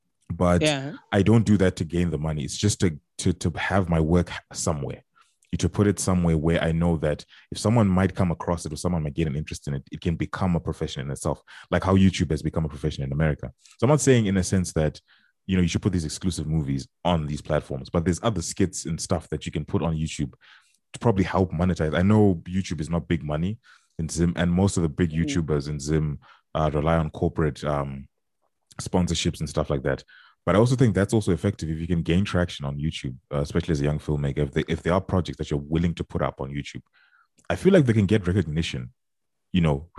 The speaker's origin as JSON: {"language": "English", "region": "Texas", "country": "United States", "said": "as a Texan"}